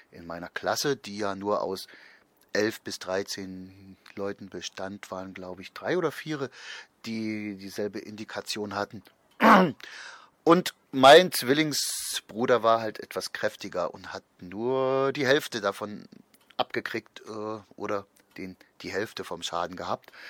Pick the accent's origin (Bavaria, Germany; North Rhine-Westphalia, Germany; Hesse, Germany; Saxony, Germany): Saxony, Germany; Ich bin also meine ersten sechs Jahre auf dem Dorf aufgewachsen hier bei Leipzig.